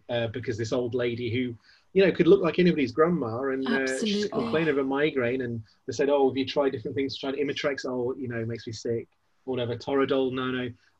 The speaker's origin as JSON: {"language": "English", "country": "United Kingdom", "said": "Because, you know, I'm British."}